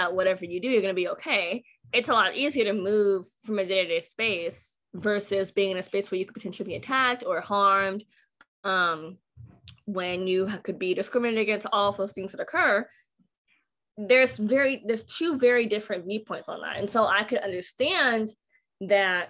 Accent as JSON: {"language": "English", "town": "Pullman", "region": "Washington", "country": "United States", "tie": "born or raised there", "moved": "as an adult", "lives_now": "Texas, United States", "said": "I grew up in Pullman, Washington"}